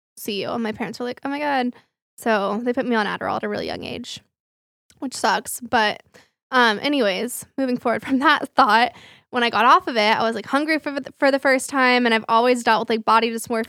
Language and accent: English; Flower Mound, Texas, United States; the gym that I grew up with in Flower Mound